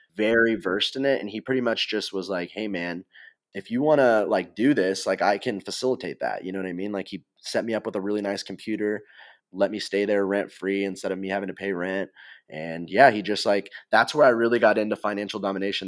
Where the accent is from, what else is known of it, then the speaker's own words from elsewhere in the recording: Missouri, United States; growing up in Missouri, we used to jump in the, into the quarry